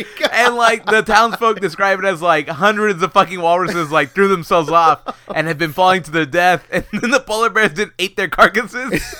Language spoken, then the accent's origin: English; Houston, Texas, United States; We are from Houston